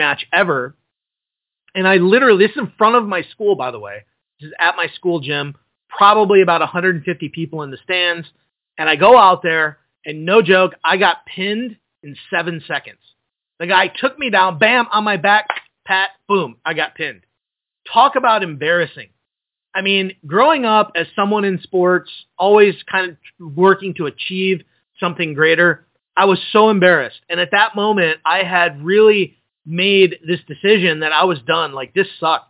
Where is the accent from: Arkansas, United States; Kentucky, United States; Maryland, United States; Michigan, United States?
Michigan, United States; just outside of Detroit; I grew up just outside of Detroit